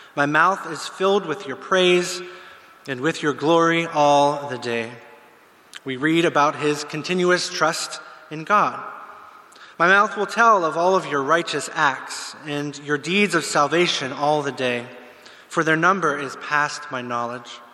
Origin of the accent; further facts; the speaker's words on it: Pittsburgh, Pennsylvania, United States; moved away as an adult; I'm from the States. I grew up in the Pittsburgh area